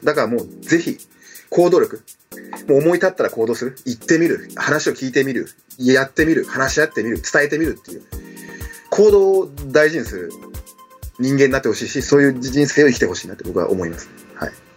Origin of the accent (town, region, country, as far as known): Himeji, Hyogo, Japan; born or raised there; moved away as an adult; also born or lived in Cameroon; now in Tokyo, Japan